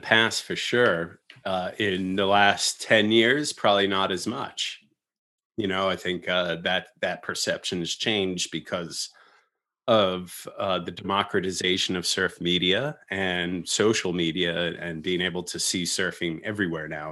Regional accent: East Coast, United States; I'm I'm identifying as American first. Um, but if I'm uh, talking to some people from the West Coast or somewhere around the country, uh, I would identify more with the East Coast

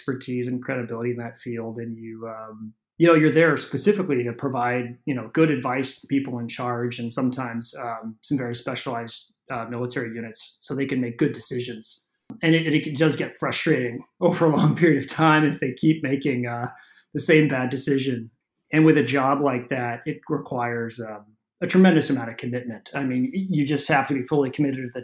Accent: San Francisco, California, United States; also born or lived in East Coast; I'm from San Francisco originally, you know, grew up here in the city, family still in the area

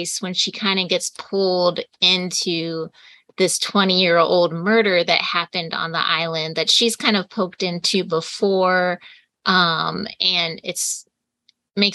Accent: Ohio, United States; I'm from Ohio

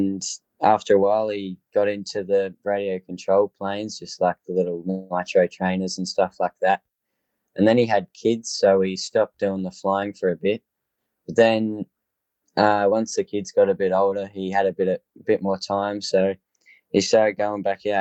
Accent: Foster, Victoria, Australia; I'm from Foster, Victoria. I'm 15 years old.

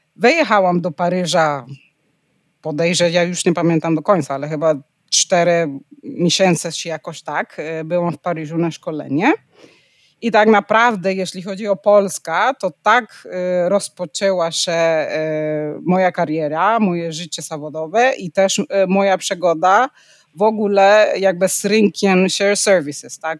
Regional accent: Panama; Polish is a second language; also born or lived in Netherlands; now in Poland; pochodzę z Panamy

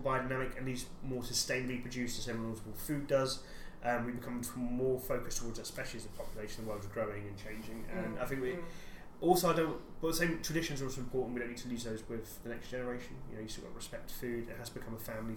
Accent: England, United Kingdom; as an English person, you grow up like, I don't know what onion bhaji is

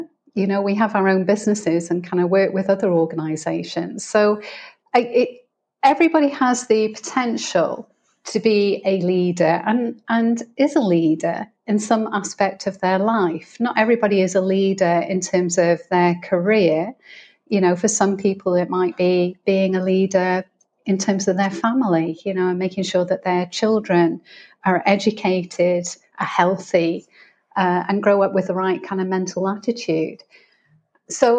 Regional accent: United Kingdom; moved away as an adult; also born or lived in United States / Middle East / Greece; as you can probably tell by my accent, I'm originally from the UK.

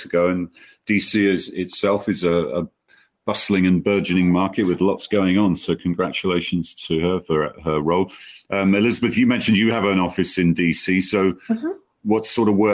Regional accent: London, United Kingdom; moved away; getting back to my hometown after 2 years away

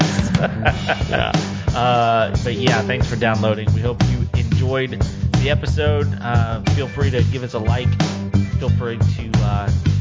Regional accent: Texas, United States; We're from Texas

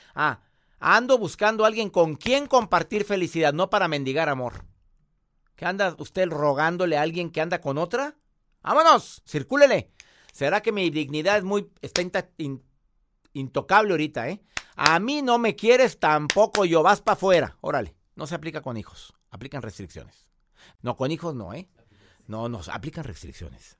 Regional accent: Monterrey, Nuevo León, Mexico; Monterrey, Nuevo León, mi tierra.

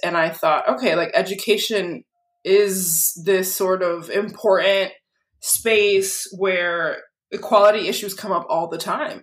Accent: Lynn, Massachusetts, United States; also born or lived in Peabody, Massachusetts; I grew up in Lynn

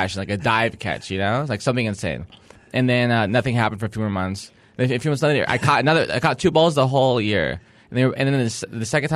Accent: San Diego, California, United States; I'm from San Diego

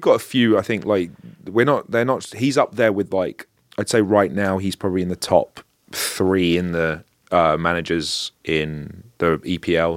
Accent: London, United Kingdom; I'm not from North London, I'm from North West London

